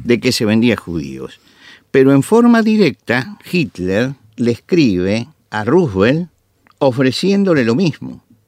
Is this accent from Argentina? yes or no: yes; Argentina